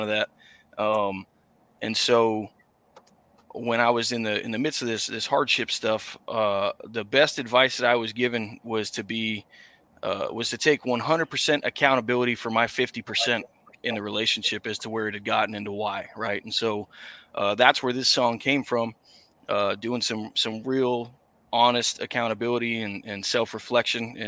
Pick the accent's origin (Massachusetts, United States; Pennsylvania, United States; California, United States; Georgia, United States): Massachusetts, United States; I'm from Massachusetts, that I had to come out to my family as a country musician because it's not a genre that's too prevalent up here